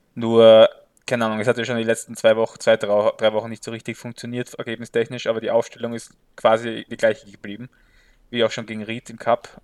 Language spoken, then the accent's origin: German; Graz, Styria, Austria; ich trage die schwarz-weißen Farben von Sturm natürlich äh, tief in meinem Herzen als Grazer